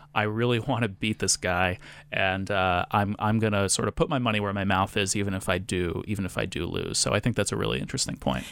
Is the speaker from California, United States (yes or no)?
no; Rhode Island, United States; moved away; I grew up in Rhode Island